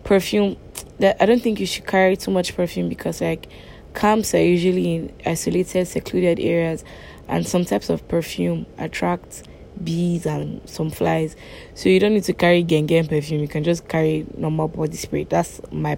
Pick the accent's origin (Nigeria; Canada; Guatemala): Nigeria; as a Nigerian.